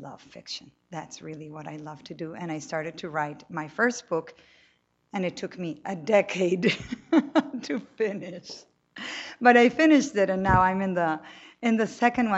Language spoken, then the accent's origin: English; Cali, Valle del Cauca, Colombia; I grew up in Colombia. I'm born and raised there.